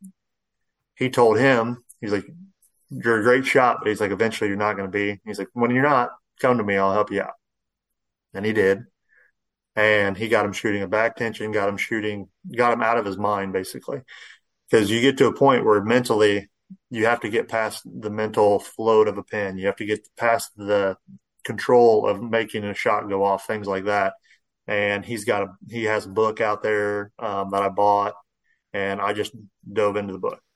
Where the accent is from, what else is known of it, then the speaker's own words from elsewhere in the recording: Central Illinois, United States; I grew up here in Central Illinois